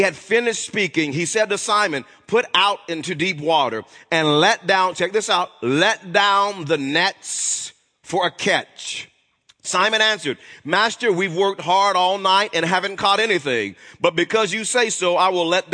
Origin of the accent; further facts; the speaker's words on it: Wewoka, Oklahoma, United States; I grew up in Wewoka, Oklahoma